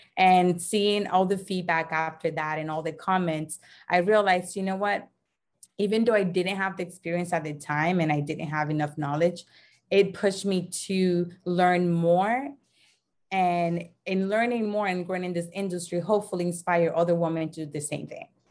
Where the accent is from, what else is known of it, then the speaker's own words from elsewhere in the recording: Dominican Republic; moved away as an adult; also born or lived in Dorchester, Boston, United States; now in United States; I'm originally from the Dominican Republic, born and raised